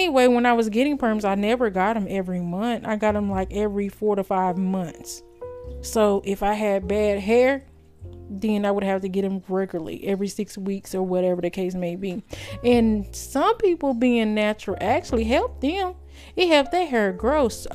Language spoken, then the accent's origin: English; United States; I'm not from no tribe. I'm an American